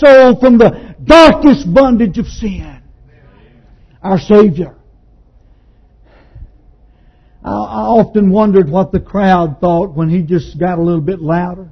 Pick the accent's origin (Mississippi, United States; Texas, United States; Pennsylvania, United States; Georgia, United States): Texas, United States; East; a 17-year-old boy growing up in East Texas